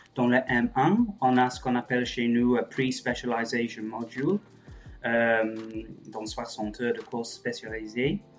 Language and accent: French; England, United Kingdom; moved away as an adult; also born or lived in Germany / Paris; now in Toulouse, France; je suis anglais à la base, je suis français depuis quelques années euh, grâce au Brexit.